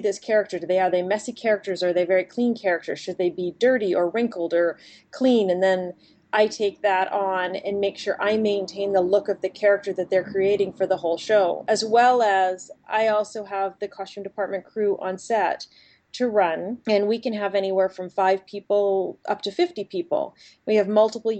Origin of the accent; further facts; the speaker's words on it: Edmonton, Alberta, Canada; now in Vancouver, Canada; when I was growing up in Edmonton, Alberta